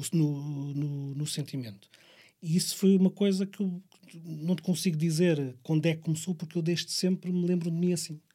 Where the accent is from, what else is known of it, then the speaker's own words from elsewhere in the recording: Barreiro, Setúbal, Portugal; nós somos do Barreiro